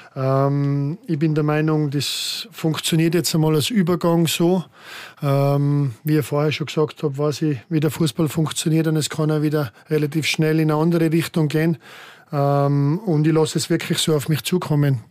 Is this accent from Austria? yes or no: yes; Austria; moved away as an adult; now in Switzerland; mein enger Freundeskreis um meinen Heimatort herum, der ist immer noch mm, bestehend